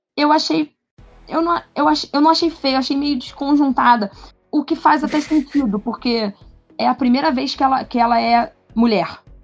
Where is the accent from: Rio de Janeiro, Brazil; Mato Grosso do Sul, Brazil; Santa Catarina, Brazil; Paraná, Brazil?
Rio de Janeiro, Brazil; como boas cariocas como eu